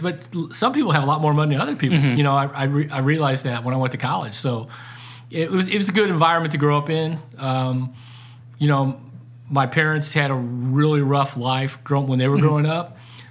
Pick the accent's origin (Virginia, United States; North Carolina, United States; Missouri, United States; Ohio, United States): Missouri, United States; North St. Louis County; accent: Ozark; also born or lived in Ozarks; I grew up in North St. Louis County